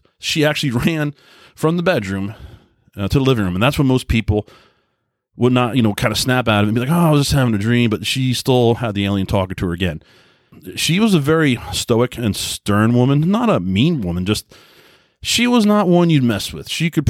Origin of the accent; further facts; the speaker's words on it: Long Island, New York, United States; especially where I grew up in Long Island, New York, everybody kind of worked 9 to 5.